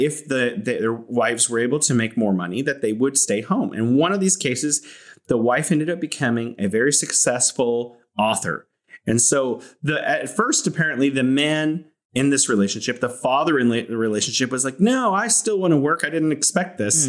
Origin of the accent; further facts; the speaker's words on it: California, United States; now in Wuhan, China; I'm from California, but now I'm living here in beautiful Wuhan